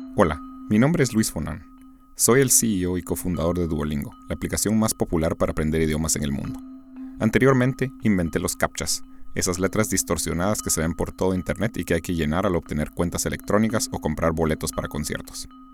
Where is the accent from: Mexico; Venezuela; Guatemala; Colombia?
Guatemala; now in United States; soy de Guatemala.